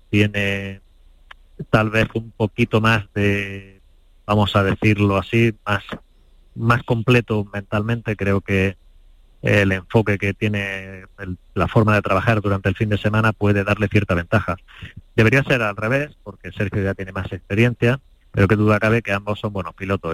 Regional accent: Spain; Como español

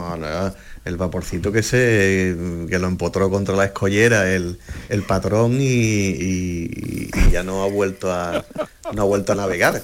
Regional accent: Cádiz, Andalusia, Spain; moved away as an adult; Yo es que salí de Cádiz hace 20 años

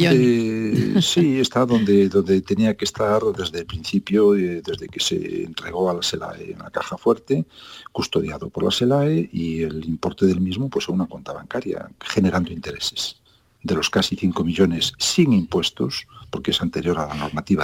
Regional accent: southern Lugo, Ribeira Sacra, Galicia, Spain; Yo, eh, que soy gallego, que no he nacido en Coruña, pero con una gran vinculación por esa ciudad maravillosa, soy del sur de Lugo, de la Riviera Sacra

